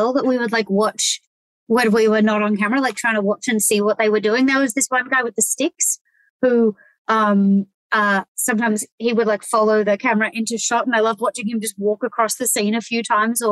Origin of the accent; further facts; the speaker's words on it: Townsville, Queensland, Australia; moved away; also born or lived in Melbourne; I grew up in Townsville